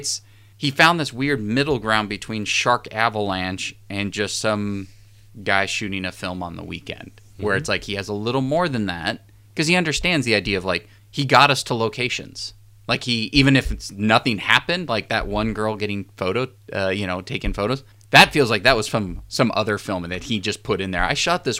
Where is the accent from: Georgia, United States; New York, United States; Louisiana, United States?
Louisiana, United States; New Orleans; I'm from New Orleans.